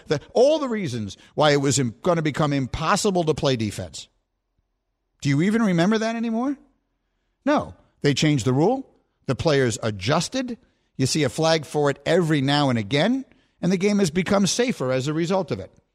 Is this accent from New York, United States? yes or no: yes; New York City, New York, United States; moved away; also born or lived in Chicago; I was raised in New York City and then I went to Chicago